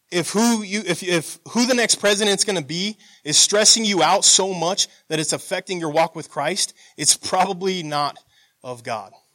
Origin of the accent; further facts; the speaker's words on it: United States; growing up in America, we're taught to be proud of your country